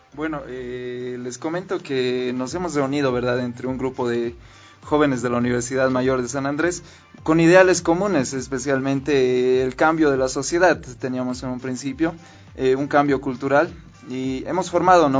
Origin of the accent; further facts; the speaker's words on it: Bolivia; el entendimiento que nosotros tenemos como bolivianos